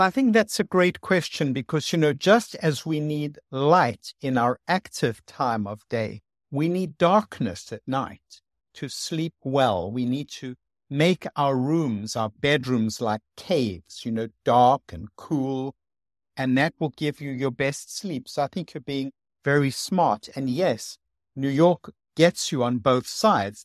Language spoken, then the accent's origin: English; South Africa; moved away; I came from South Africa, which is very sunny